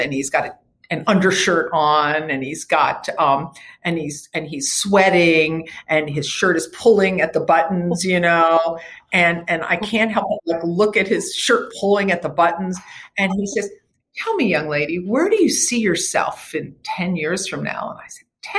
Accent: Havertown, Pennsylvania, United States; moved away as an adult; now in California, United States; I grew up in Philadelphia, in a town called Havertown, in the suburbs. And I moved to California when I was I was 23 years old

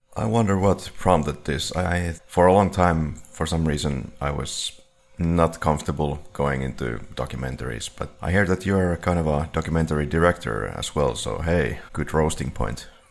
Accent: Finland; we're from Finland

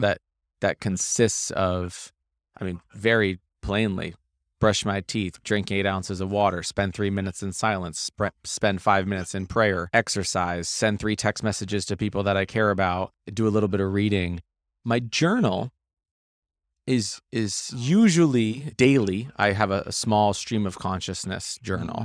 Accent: Maine, United States; I grew up, grew up in Maine

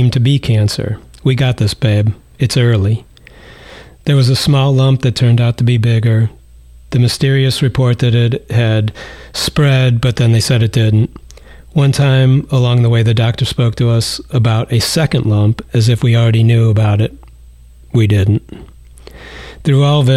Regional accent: Cleveland, Ohio, United States; I'm from Cleveland

